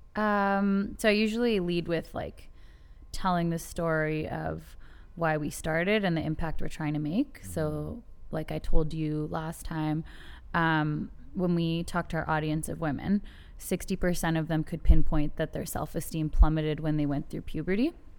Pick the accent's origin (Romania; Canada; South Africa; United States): Canada; I, I'm Canadian